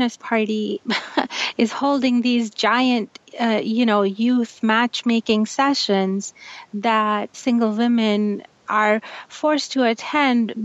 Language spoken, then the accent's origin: English; Pakistan; I'm from Pakistan. I come from a society that is very heavily influenced by Saudi Arabia